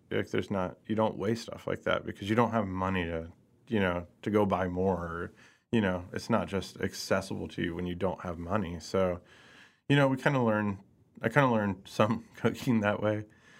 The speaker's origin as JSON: {"language": "English", "town": "Lee's Summit", "region": "Missouri", "country": "United States", "tie": "born or raised there", "also_born_or_lived": "Hutchinson, Kansas / Pleasant Hill, Missouri / Kansas City", "said": "I did grow up in Lee Summit"}